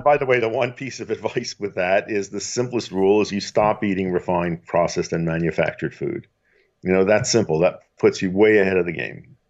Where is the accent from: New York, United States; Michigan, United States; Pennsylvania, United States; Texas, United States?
Pennsylvania, United States; Philadelphia; I grew up in Philadelphia